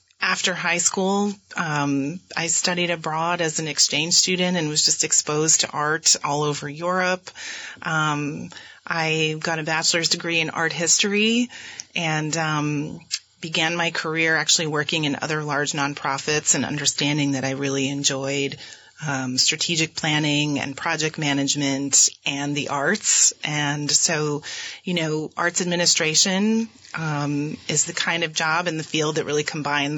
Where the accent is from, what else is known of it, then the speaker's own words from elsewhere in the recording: Chittenden, Vermont, United States; I was born and raised in Rutland County in the little tiny town of Chittenden, Vermont